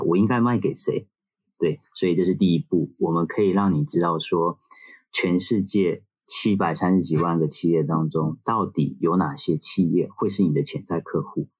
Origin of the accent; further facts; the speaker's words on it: Taiwan; also born or lived in Singapore; now in Japan; 我在台湾出生，然后去新加坡念书，然后来日本做第一份工作